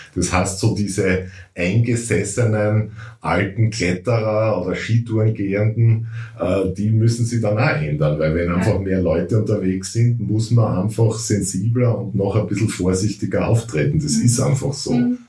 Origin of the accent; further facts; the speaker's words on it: Styria, Austria